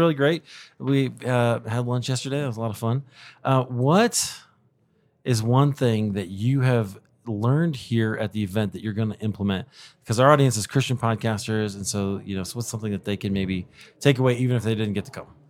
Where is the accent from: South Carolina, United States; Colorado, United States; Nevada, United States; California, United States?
Colorado, United States; Denver; It happens this year to be in my hometown. of Denver, Colorado